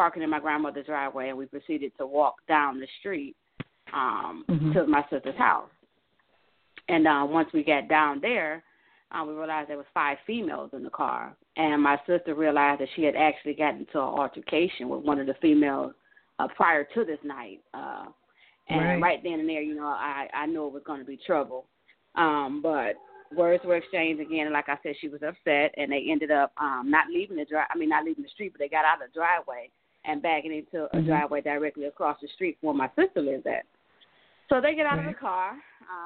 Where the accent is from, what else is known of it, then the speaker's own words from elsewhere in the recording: Cleveland, Ohio, United States; I'm actually from Cleveland, Ohio